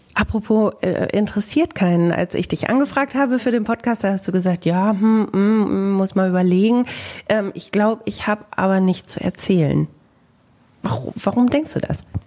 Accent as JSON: {"language": "German", "town": "Bielefeld", "region": "North Rhine-Westphalia", "country": "Germany"}